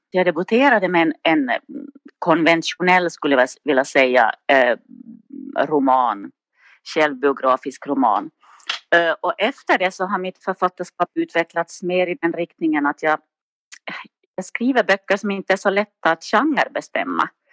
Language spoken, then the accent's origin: Swedish; Nykarleby, Ostrobothnia, Finland; accent: Finland Swedish, Ostrobothnian; moved away as an adult; now in Sundbyberg, Sweden; Jag är från Finland, uppvuxen i Österbotten i en liten stad som heter Nykarleby